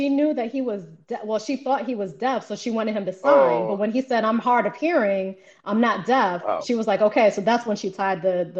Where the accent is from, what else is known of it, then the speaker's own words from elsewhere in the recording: New York, United States; moved away; I'm originally from New York.